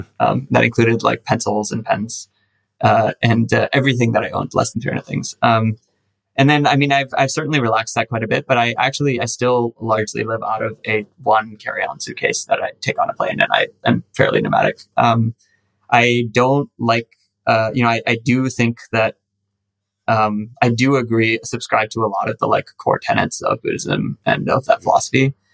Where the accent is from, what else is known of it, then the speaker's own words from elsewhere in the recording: United Arab Emirates; Yeah, I'm actually Indian ethnically. My parents are Indians. I am Indian as well, technically. Like, I have a Indian passport. I just grew up in the UAE.